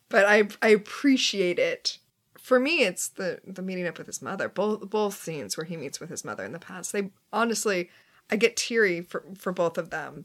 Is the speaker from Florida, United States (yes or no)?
yes; Florida, United States; I'm from Florida.